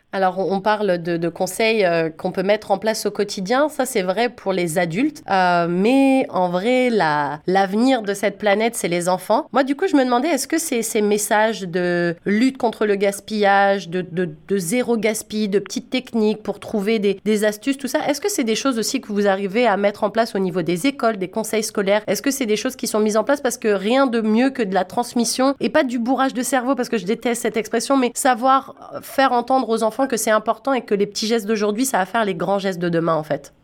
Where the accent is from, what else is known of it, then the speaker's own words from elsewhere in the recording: France; now in Canada; je viens de France à la base